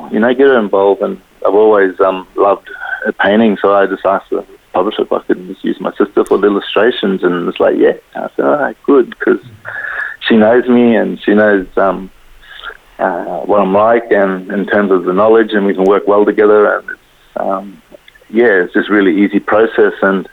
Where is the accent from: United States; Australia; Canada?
Australia; Kuranda, Queensland; growing up in Coranda as well, a very musical place